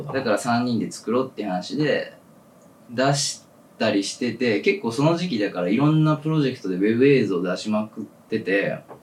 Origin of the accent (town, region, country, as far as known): Ehime, Japan; born or raised there; moved away as an adult; now in Tokyo, Japan